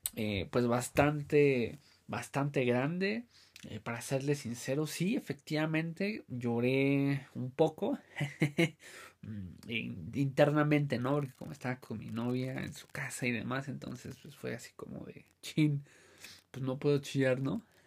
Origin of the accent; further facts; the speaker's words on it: Mexico; nosotros como mexicanos